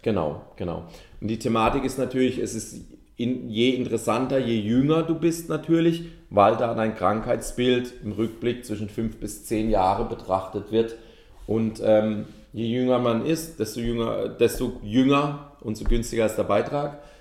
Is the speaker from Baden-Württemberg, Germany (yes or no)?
yes; Ettlingen, Baden-Württemberg, Germany; ich komme aus Ettlingen